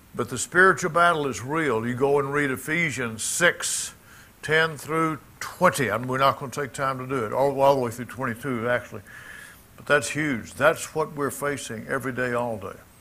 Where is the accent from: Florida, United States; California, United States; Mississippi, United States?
Mississippi, United States; Jackson; moved away; Jackson, my hometown.